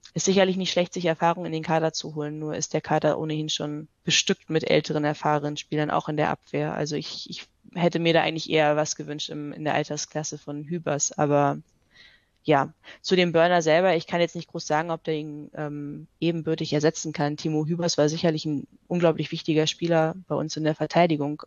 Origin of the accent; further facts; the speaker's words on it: Hanover, Lower Saxony, Germany; now in Vienna, Austria; ich komme ursprünglich aus Hannover.